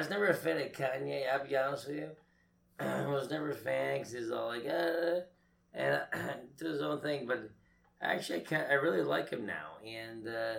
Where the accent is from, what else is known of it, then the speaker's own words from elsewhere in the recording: Boston, Massachusetts, United States; It's Boston.